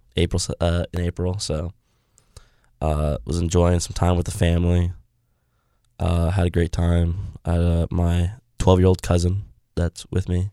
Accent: United States; I'm an American

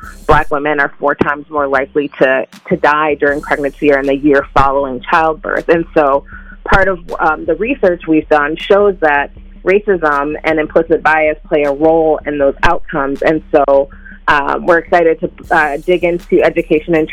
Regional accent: Minnesota, United States; as someone who was born and raised in the Black community here in Minnesota

